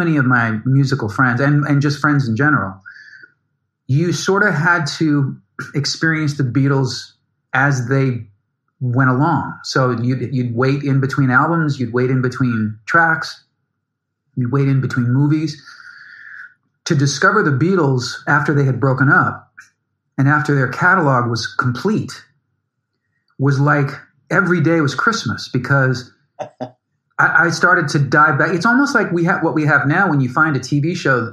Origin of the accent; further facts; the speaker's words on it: Chicago, Illinois, United States; I grew up in Chicago